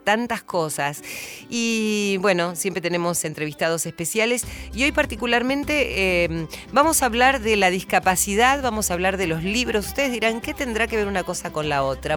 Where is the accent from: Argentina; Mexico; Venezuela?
Argentina; San Antonio de Areco, Buenos Aires Province; cuando fui creciendo, recuerdo que en mi pueblo, en San Antonio de Areco